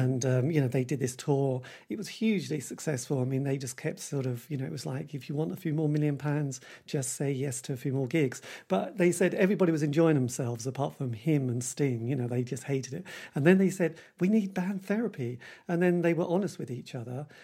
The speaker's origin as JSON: {"language": "English", "region": "England", "country": "United Kingdom", "said": "we are English. You know, English people do like moaning"}